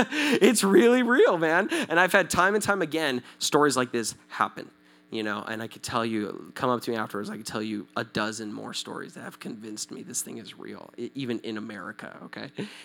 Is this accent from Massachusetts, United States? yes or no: no; Southern California, United States; I'm from Southern California. I speak Spanish. Kind of, not really